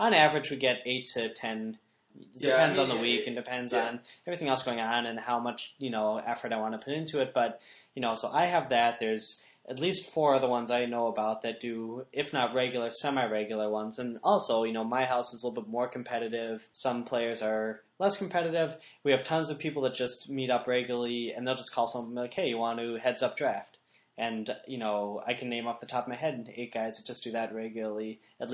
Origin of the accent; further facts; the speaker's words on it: Milwaukee, Wisconsin, United States; We hail from Milwaukee, Wisconsin, and we have a really good Magic scene here